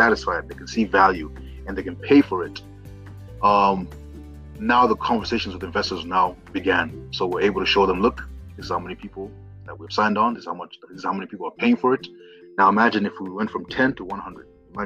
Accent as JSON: {"language": "English", "country": "Zimbabwe", "moved": "yes", "lives_now": "Kenya", "said": "I've worked in Kenya for many years, but I'm originally from Zimbabwe."}